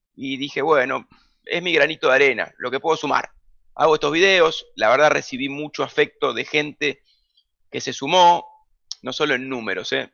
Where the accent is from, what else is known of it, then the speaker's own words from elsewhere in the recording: Buenos Aires, Argentina; yo nací en Almagro, Boedo y terminé viviendo en Parque Chacabuco, esa fue siempre mi zona de influencia, junto a Caballito también. Fui al colegio en Caballito